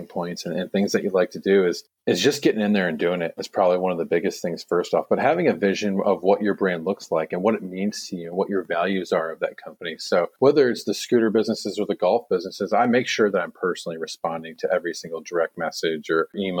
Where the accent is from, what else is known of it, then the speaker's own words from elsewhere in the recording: United States; moved away as an adult; also born or lived in San Diego; now in Gold Coast, Australia; I am American